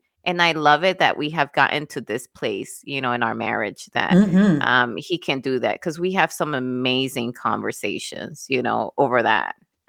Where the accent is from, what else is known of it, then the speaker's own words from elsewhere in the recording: Wisconsin, United States; I'm coming from Wisconsin, remember? So it was some people had buggies for their vehicle.